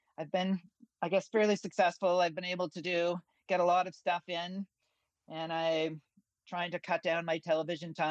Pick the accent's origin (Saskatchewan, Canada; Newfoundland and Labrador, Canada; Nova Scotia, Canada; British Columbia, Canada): Newfoundland and Labrador, Canada; moved away as an adult; also born or lived in Halifax / Toronto; now in Ontario, Canada; my hometown in Newfoundland